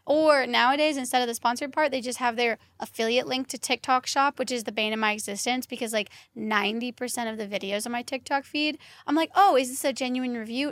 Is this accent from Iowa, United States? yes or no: no; Kentucky, United States; I'm originally from Kentucky